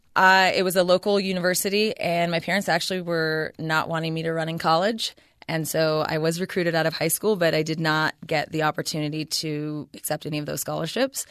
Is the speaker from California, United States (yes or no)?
yes; Ceres, California, United States; also born or lived in Stanford, California; I was born in Ceres, California, so the Central Valley, and I pretty much lived there all the way up until I finished college